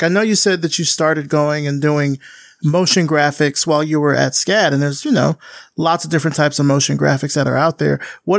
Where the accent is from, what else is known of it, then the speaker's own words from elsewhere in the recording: Alabama, United States; now in Atlanta, United States; I grew up in like the deep South. Well, I grew up in Alabama, but grew up in the deep South, you know, and this is the 90s